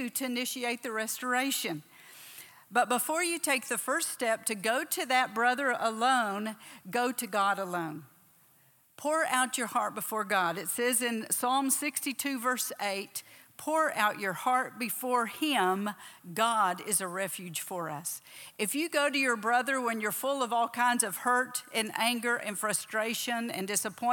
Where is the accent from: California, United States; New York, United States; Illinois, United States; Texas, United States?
Texas, United States; moved away as an adult; also born or lived in Oklahoma / South Africa; I was born down here in Oklahoma, raised in Texas.